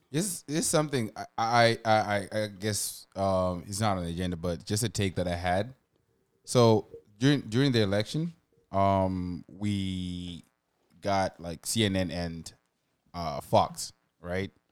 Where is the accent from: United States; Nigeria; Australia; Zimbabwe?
Zimbabwe; now in Canada; growing up in Zimbabwe and being around Zimbabweans my whole life